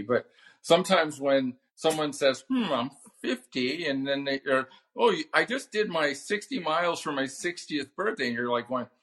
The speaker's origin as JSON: {"language": "English", "region": "Southern California", "country": "United States", "tie": "born or raised there", "said": "I grew up here in Southern California"}